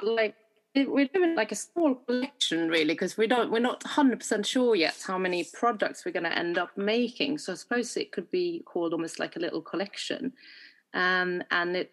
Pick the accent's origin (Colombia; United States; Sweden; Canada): Sweden; now in London, United Kingdom; I'm from Sweden originally. I live and practice and work in London, UK